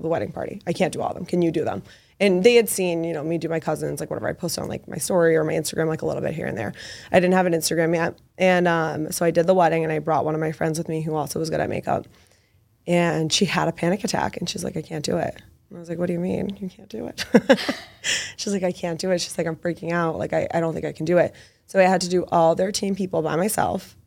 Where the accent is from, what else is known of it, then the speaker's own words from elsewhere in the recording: Medford, Massachusetts, United States; I am from Medford, so very close to the city